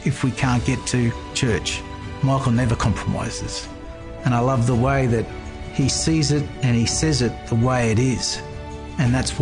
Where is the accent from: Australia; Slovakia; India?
Australia; Toowoomba, Queensland; also born or lived in Indonesia; I'm from Toowoomba, Queensland, Australia